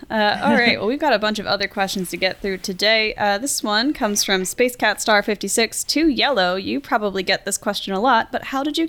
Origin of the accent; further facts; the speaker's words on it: Philadelphia, Pennsylvania, United States; I grew up in and around Philly.